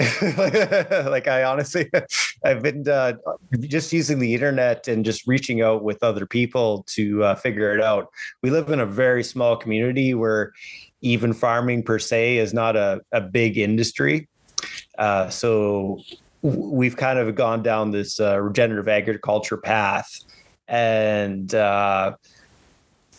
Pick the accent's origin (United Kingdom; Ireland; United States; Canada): Canada; Dryden, Ontario; I'm from Northwestern Ontario, by just outside Dryden, it's quite cold.